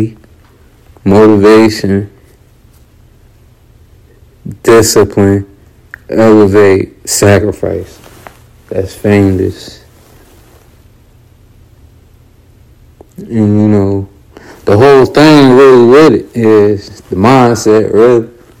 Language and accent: English; Raleigh, North Carolina, United States; I'm from Raleigh, North Carolina. From the South Side